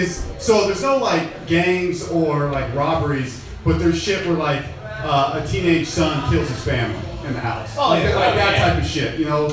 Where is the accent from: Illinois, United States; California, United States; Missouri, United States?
California, United States; Mission Viejo; I was born and raised in Mission Viejo, which is, I think they won, 2015, they won the safest city in America